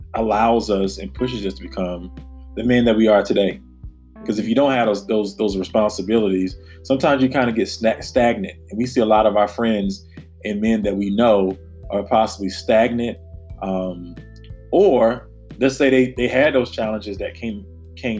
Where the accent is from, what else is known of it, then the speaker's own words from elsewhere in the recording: the South, United States; now in Washington, D.C., United States; growing up in the South